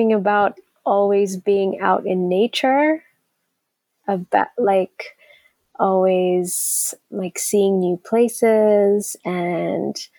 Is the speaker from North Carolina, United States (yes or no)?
no; Arlington, Texas, United States; moved away as an adult; now in Nairobi, Kenya; when I was 10, my family and I moved to Arlington, Texas